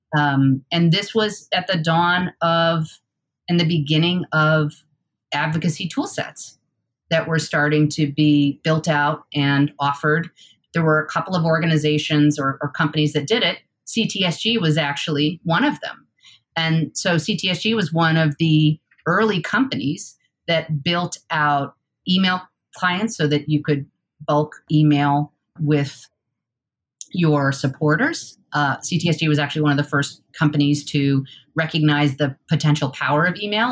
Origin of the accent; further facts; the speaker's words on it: Newark, New York, United States; moved away as an adult; also born or lived in Boston / Oregon; I grew up in a town called Newark, New York, uh, which is in the Finger Lakes region.